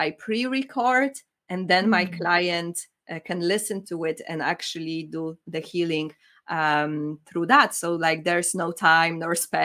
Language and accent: English; Poland; now in United Kingdom; I'm from Poland.